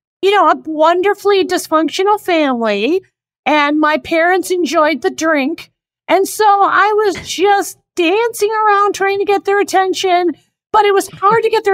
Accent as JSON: {"language": "English", "town": "Oak Park", "region": "Illinois", "country": "United States", "tie": "born or raised there", "also_born_or_lived": "Chicago", "moved": "yes", "said": "I'm from Chicago"}